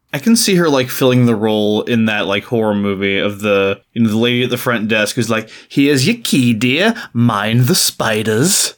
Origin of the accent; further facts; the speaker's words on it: United States; as an American, especially as an American who hasn't spent any time in, uh, Britain